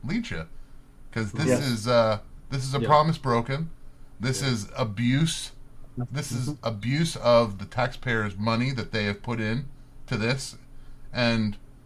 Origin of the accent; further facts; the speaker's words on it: Spring, Texas, United States; moved away; I grew up in Spring, Texas